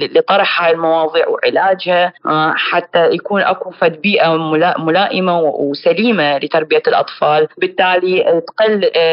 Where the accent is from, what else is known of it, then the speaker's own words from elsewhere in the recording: Iraq; احنا عندنا بالعراق